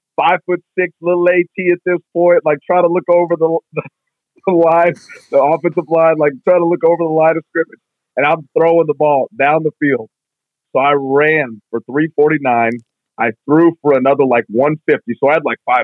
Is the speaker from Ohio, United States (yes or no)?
no; Tacoma, Washington, United States; moved away as an adult; now in Columbus, United States; I'm from Tacoma, like, you know, right near like Parkland area in there